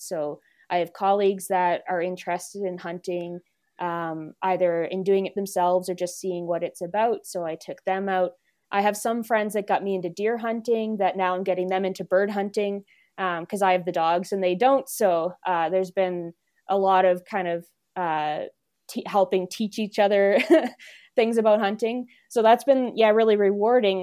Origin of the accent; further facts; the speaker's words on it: East Coast, Canada; now in Alberta, Canada; I'm technically from a city, but I'm from the East Coast.